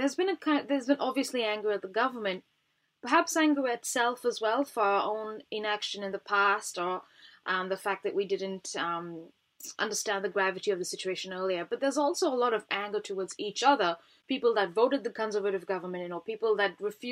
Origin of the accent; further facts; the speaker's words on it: India; Yeah, we're both Indian, aren't we?